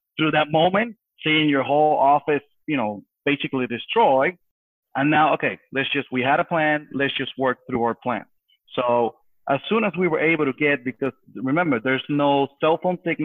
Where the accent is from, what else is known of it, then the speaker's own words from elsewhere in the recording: Puerto Rico; being born and raised on Puerto Rico, in the island, we've been through hurricanes